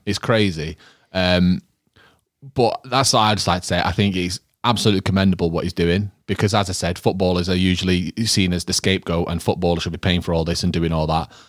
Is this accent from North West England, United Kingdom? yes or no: yes; Manchester, North West England, United Kingdom; growing up in Withenshaw